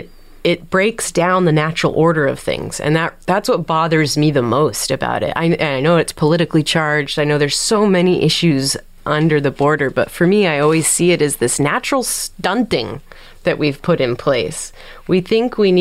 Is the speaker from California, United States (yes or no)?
yes; San Diego, California, United States; being born and raised in San Diego